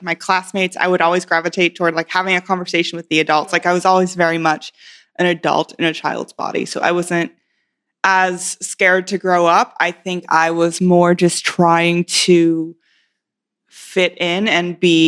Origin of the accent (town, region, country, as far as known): Western Pennsylvania, United States; born or raised there; also born or lived in Indiana